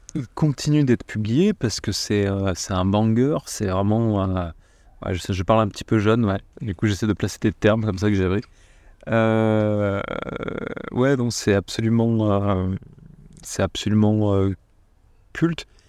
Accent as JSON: {"language": "French", "country": "France"}